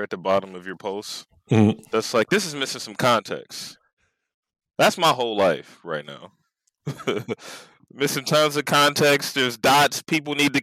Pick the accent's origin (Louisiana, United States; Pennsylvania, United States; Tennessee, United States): Pennsylvania, United States; Philadelphia; Born and raised in Philadelphia, born on 29th Street, raised in Uptown, Germantown, where bodies drop every day.